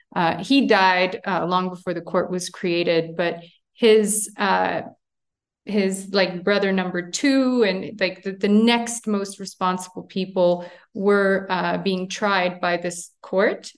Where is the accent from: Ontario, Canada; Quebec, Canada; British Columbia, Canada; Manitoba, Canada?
Quebec, Canada; Montreal; moved away as an adult; now in Armenia; I'm born and raised in Montreal, Canada, uh, but I'm, uh, ethnic Armenian of origin